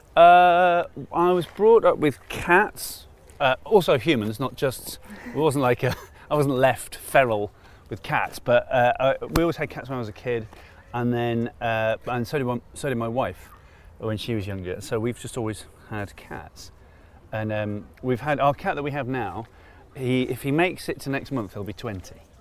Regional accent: Manchester, North West England, United Kingdom; also born or lived in Cardiff, Wales; I grew up in Manchester

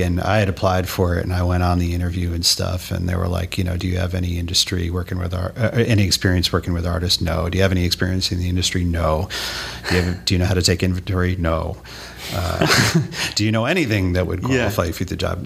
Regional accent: Oyster Bay, New York, United States; moved away as an adult; also born or lived in Boston, Massachusetts / Worcester, Massachusetts; I'm from New York, uh, born and raised uh, on Long, Long Island, uh, a little town called Oyster Bay

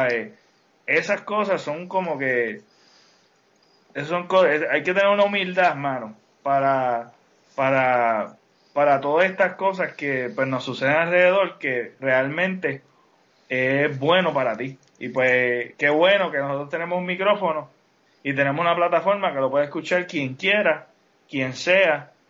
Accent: Utuado, Puerto Rico; moved away

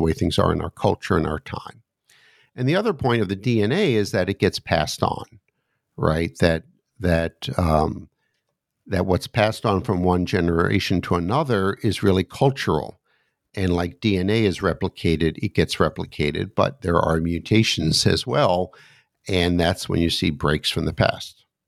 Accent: United States; also born or lived in suburb of Washington, D.C.; as an American sitting here looking out my window in the suburb of Washington, D.C.

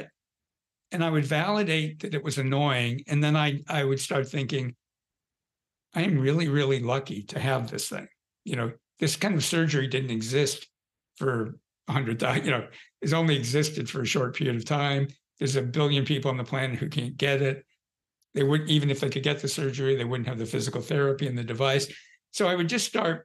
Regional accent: Southern California, United States; I grew up in Southern California.

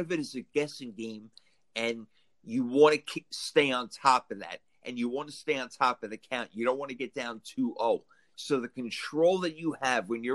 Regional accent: New York, United States; I'm from New York

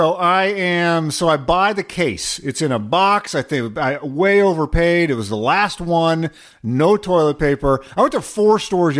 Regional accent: Pacific Northwest, United States; growing up in the Great Pacific Northwest

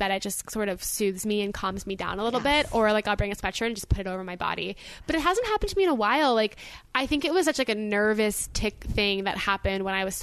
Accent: Boca Raton, Florida, United States; I am from Boca Raton, Florida, which you might recognize because it's a retirement home for most people's grandparents

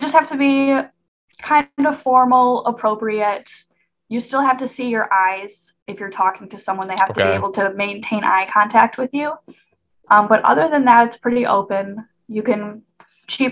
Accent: Michigan, United States; moved away; I'm from Michigan

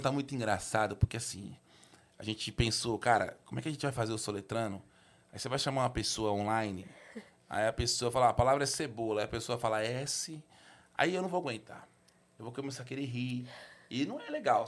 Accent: São Paulo, Brazil; also born or lived in Sapopemba, São Paulo; eu nasci no Tatuapé, eu, eu, eu, morei muitos anos lá

